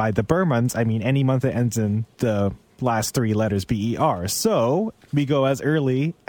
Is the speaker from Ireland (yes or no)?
no; Philippines; now in Canada; That is how I grew up in the Philippines.